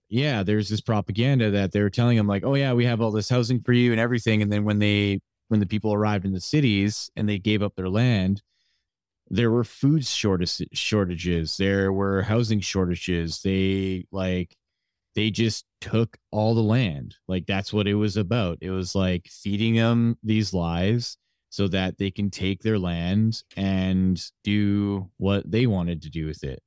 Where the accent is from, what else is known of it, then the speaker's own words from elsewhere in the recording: Canada; I was born here in Canada